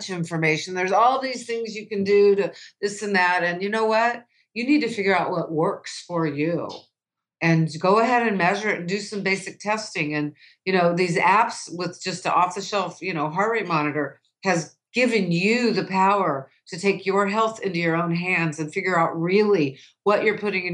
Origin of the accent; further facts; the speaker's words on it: United States; I grew up in the United States as a woman